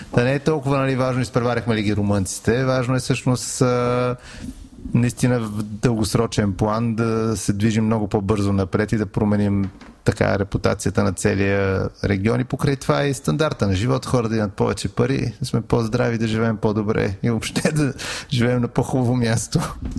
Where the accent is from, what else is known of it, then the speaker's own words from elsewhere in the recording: Bulgaria; и като българи